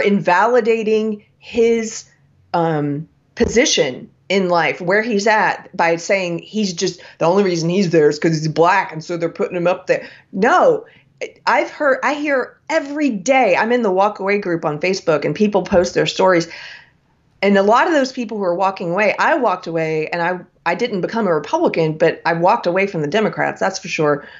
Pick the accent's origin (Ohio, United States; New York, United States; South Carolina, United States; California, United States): South Carolina, United States; from my home state of South Carolina